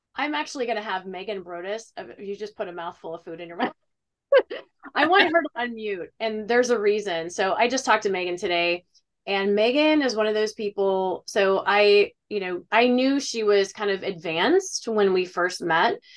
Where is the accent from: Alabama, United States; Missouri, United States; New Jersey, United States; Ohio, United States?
Ohio, United States; I'm from Ohio